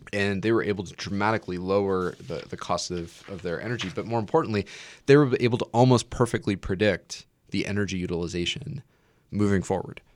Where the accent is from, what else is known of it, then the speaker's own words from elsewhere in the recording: Nebraska, United States; I'm from Nebraska